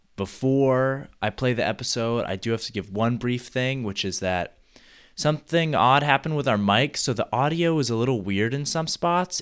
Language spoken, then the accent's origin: English; Mill Valley, California, United States; my hometown, Mill Valley, California